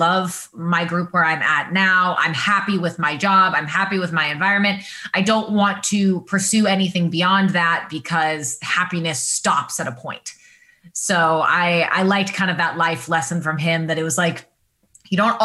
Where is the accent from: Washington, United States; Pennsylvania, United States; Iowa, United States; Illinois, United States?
Washington, United States; moved away as an adult; also born or lived in Northern California / Michigan; now in Los Angeles, United States; I grew up in Washington State. So I'm a Pacific Northwest girl. I was there until I was 18 and left for college